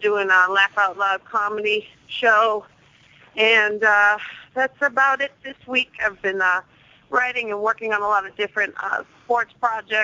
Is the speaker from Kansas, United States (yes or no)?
no; Boston, Massachusetts, United States; also born or lived in New York / New Jersey; I'm from Boston